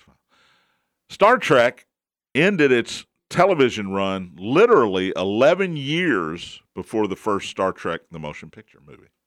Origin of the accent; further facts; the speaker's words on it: Kentucky, United States; I'm from Kentucky